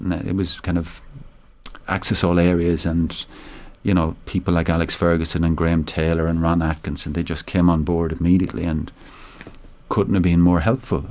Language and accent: English; Tipperary, Munster, Ireland; I'm from Tipperary